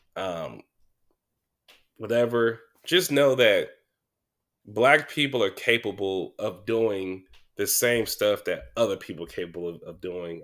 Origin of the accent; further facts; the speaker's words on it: Sacramento, California, United States; I'm from Mac Row, I'm from South Sac